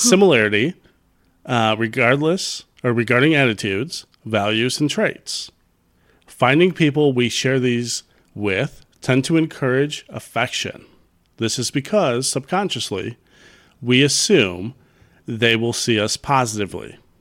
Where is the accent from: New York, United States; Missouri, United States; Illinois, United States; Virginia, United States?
Illinois, United States; Chicago; I grew up in Chicago